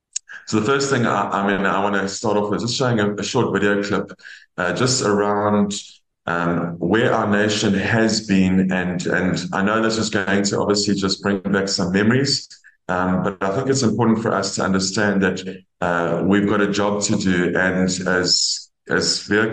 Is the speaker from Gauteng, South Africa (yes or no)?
no; Cape Town, Western Cape, South Africa; moved away as an adult; also born or lived in Botswana; now in Howick, South Africa; I've lived in Botswana. I grew up in Cape Town for most of my life, went overseas for a bit, and then came back to be part of the change in South Africa